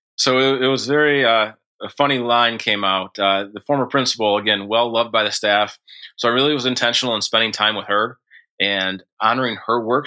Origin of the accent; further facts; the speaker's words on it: Montcalm County, Michigan, United States; also born or lived in Forest Hills, Michigan; we grew up in Montcalm County, which is the county over from where Grand Rapids is located